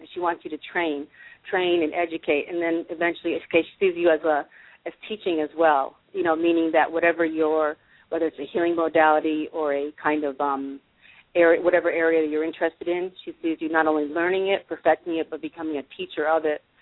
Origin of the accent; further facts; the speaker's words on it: Massachusetts, United States; moved away; I'm from Massachusetts originally